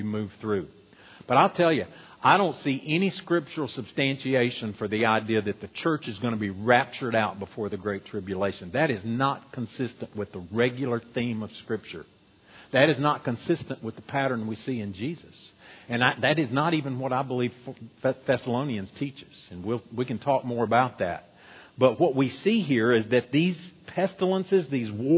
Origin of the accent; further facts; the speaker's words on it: United States; as American Christians